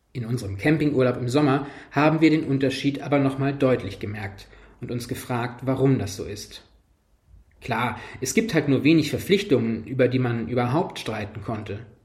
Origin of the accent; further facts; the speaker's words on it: Kolborn, Lower Saxony, Germany; ich komme aus Kolborn